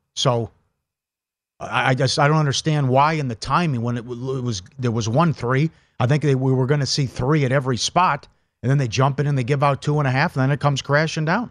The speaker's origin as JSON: {"language": "English", "region": "Minnesota", "country": "United States", "tie": "born or raised there", "said": "growing up in Minnesota"}